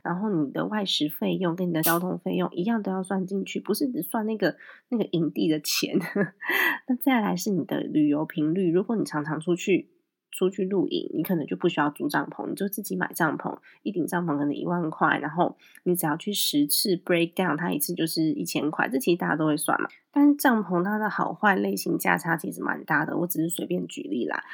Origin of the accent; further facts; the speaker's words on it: Taiwan; 我们台湾这边